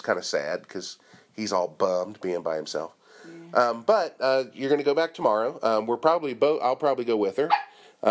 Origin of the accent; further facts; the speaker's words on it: Cincinnati, Ohio, United States; also born or lived in Northern Kentucky; now in Japan; I'm from Cincinnati, Northern Kentucky, and before I came to Japan